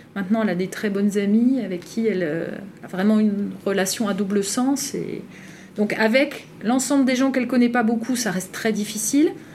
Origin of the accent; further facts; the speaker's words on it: northern France, France; je viens du Grand Nord